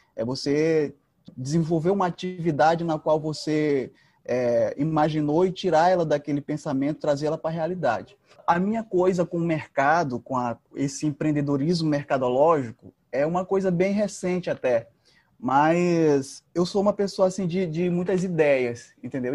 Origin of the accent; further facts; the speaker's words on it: São Bento, Maranhão, Brazil; moved away as an adult; also born or lived in Pinheiro, Brazil; now in São Luís, Brazil; eu sou sou de São Bento, sou filho de um ex-pescador com uma dona de casa.